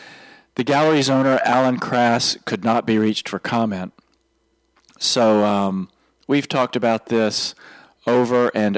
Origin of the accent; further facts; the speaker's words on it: Houston, Texas, United States; my hometown, Houston's